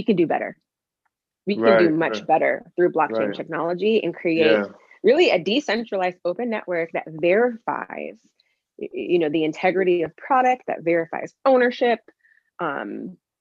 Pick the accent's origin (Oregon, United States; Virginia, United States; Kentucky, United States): Oregon, United States; Portland; I was from Portland. I was born here.